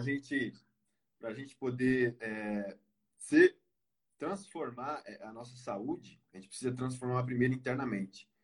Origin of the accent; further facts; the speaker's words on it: Pernambuco, Brazil; now in São Paulo, Brazil; moro em São Paulo, na ABC. É, sou natural do Pernambuco